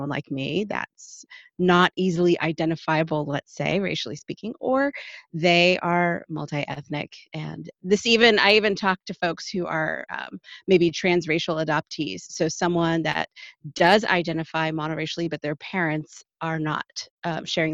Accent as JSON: {"language": "English", "town": "Anchorage", "region": "Alaska", "country": "United States", "moved": "as an adult", "lives_now": "Northern Virginia, United States", "said": "I am originally from Anchorage, Alaska."}